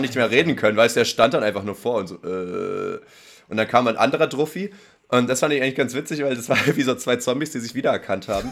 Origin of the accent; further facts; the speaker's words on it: Potsdam, Brandenburg, Germany; bei uns in Potsdam